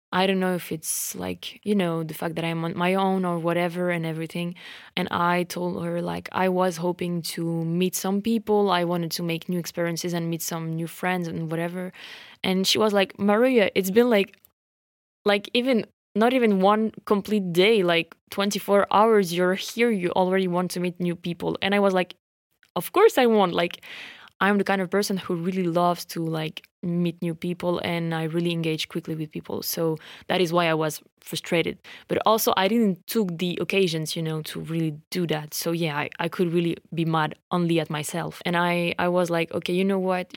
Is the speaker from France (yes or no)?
yes; France; accent: French; English is a second language